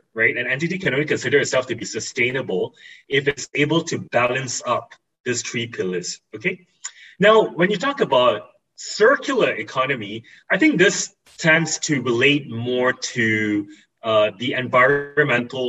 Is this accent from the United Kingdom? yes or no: no; East Coast of Peninsular Malaysia, Malaysia; growing up in the East Coast of Peninsula Malaysia, I've always been exposed